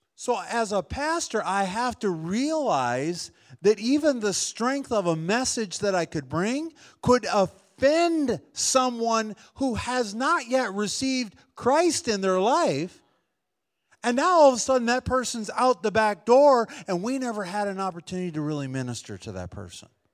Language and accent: English; Wisconsin, United States; I grew up in Wisconsin